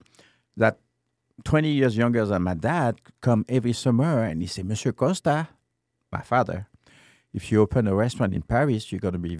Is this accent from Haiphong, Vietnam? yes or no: yes; Haiphong, Vietnam; born there; No, in Haiphong. I was born in Haiphong.